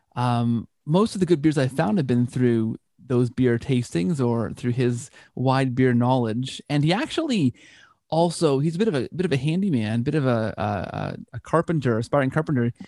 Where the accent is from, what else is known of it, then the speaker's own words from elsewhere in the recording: Canada; I'm Canadian